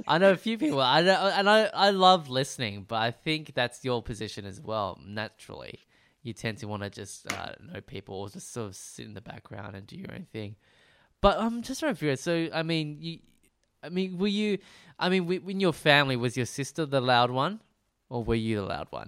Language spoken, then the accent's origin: English; Melbourne, Victoria, Australia; also born or lived in Preston; I was born and raised in, uh, Br-, uh, Brunswick, uh, slash Moreland